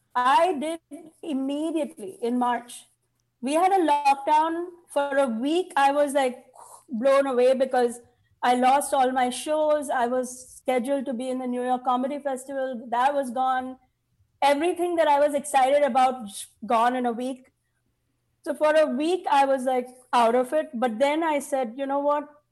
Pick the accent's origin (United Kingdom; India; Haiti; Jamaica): India; now in United States; I have so many kids because I'm Indian